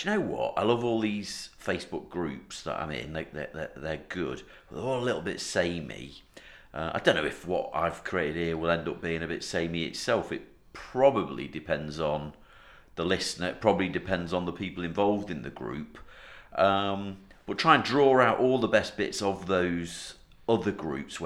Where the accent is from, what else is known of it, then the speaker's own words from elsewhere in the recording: North Wales, United Kingdom; I'm from North Wales, and we are Woollybacks